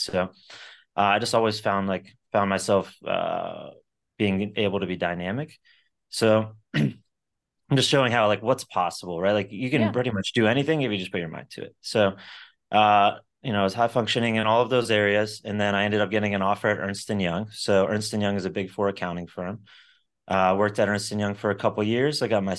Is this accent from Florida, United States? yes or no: yes; Sarasota, Florida, United States; So I came from a middle-class family. I grew up in Sarasota, Florida. Went to high school in Venice